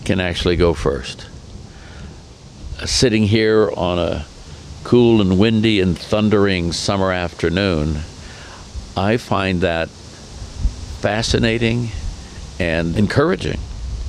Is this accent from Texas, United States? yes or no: no; Oakland, California, United States; now in Windsor, Colorado, United States; I'm a guy from East Oakland